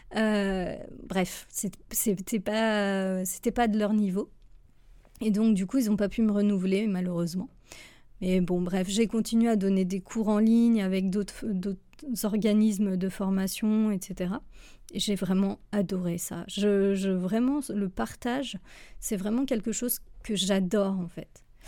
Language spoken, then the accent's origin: French; France; moved away as an adult; also born or lived in Switzerland; en tant que Française